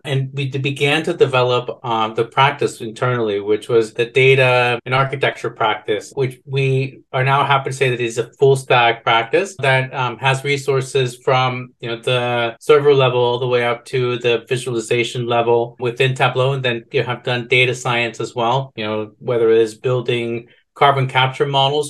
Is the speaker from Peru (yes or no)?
no; Guatemala; And I'm Guatemalan, and so I was born in Guatemala.